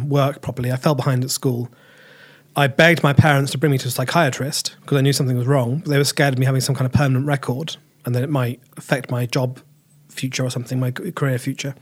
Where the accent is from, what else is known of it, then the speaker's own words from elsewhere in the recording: Cambridge, East of England, United Kingdom; also born or lived in March, Cambridgeshire / Reading / Edinburgh; Grew up in Cambridge. Well, I started off growing up in March. Then I started getting a Fenland accent, so my mum and dad moved me into Cambridge.